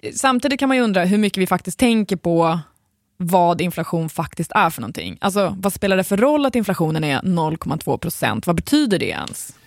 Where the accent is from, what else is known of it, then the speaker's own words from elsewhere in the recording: Sweden; vi svenskar